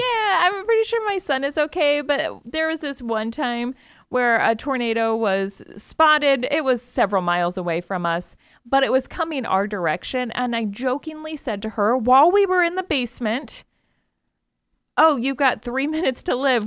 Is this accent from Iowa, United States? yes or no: yes; Iowa, United States; I grew up in Iowa